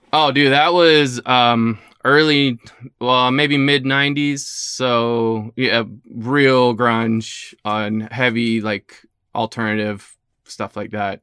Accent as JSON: {"language": "English", "town": "Lakeland", "region": "Florida", "country": "United States", "tie": "born or raised there", "also_born_or_lived": "St. Petersburg, Florida", "said": "I was born in Saint Pete and, uh, but have pretty much been raised in Lakeland."}